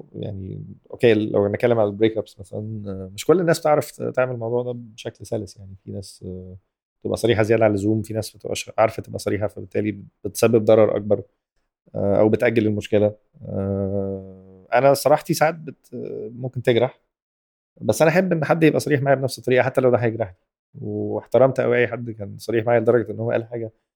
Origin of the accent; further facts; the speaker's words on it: Egypt; احنا كمجتمع مصري